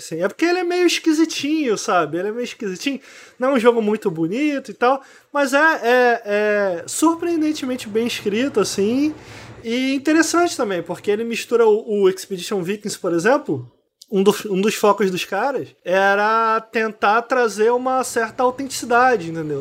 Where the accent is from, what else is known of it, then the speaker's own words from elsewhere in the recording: Brazil; eu sou brasileiro